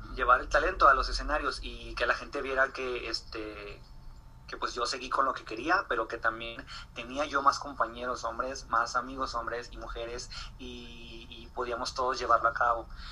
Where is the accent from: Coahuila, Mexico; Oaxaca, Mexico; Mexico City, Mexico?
Coahuila, Mexico; Torreón; soy de Torreón Coahuila soy, eh, soy un artista local